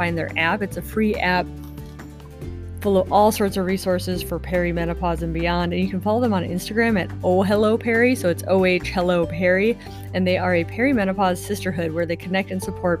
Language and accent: English; Midwest, United States; accent: Midwest; also born or lived in Washington State, United States; now in Washington, United States; My Midwest accent